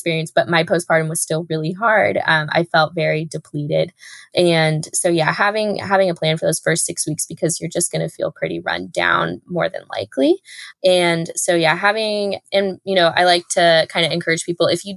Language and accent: English; Texas, United States; I'm from Texas, but growing up in the United States